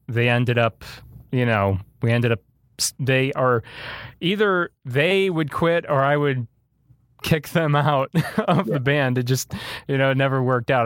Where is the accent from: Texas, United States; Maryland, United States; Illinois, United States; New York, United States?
Illinois, United States; my hometown area that I live in, in, in Illinois